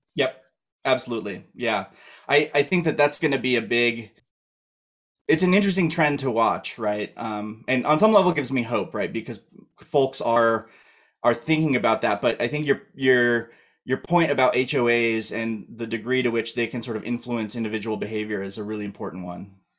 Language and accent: English; Colorado, United States; moved away; also born or lived in Idaho; I'm from Colorado originally